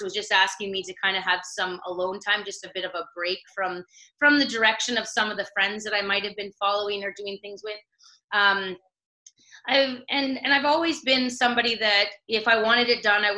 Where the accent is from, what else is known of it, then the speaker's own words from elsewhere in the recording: South River, Ontario, Canada; In a small town near North Bay, Ontario, called South River.